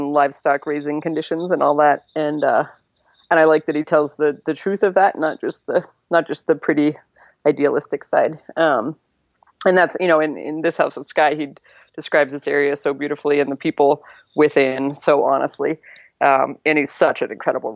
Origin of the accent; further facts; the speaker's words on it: Connecticut, United States; moved away as an adult; now in White Sulphur Springs, United States; how I grew up in Connecticut on a farm there